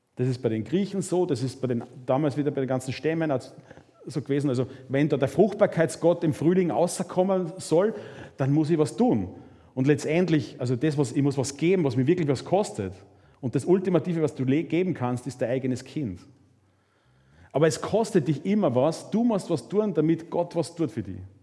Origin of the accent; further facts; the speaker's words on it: Mühlviertel, Upper Austria, Austria; Ich komme aus dem Müllviertel